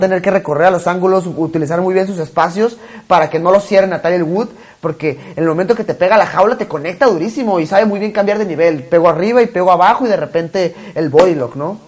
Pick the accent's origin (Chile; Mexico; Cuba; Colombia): Mexico; yo como mexicano me siento muy orgulloso